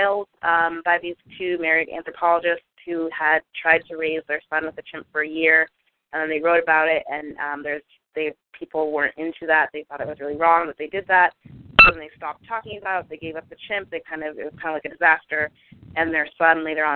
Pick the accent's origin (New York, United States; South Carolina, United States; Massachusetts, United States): Massachusetts, United States; Boston; moved away; also born or lived in Brooklyn; I am a Bostonian who no longer lives in Boston and hasn't for a long time